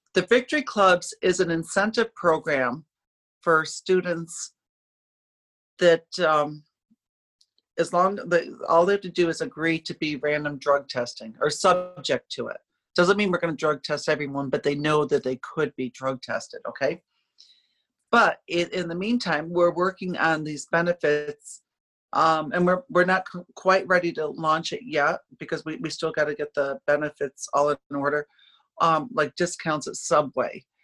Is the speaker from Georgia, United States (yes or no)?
no; upstate New York, United States; moved away as an adult; now in Orlando, United States; I grew up in upstate New York